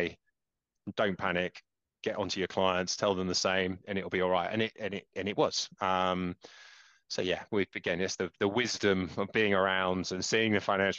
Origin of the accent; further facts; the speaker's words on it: Dorset, South West England, United Kingdom; moved away as an adult; also born or lived in London; I grew up in Dorset